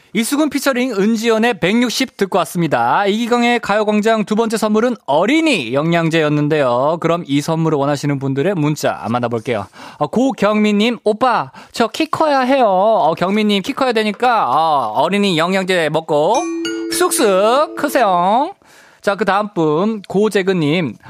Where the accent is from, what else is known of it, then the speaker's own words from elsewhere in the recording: Busan, South Korea; moved away; 저는 어렸을 때 이제 부산 살았어 가지고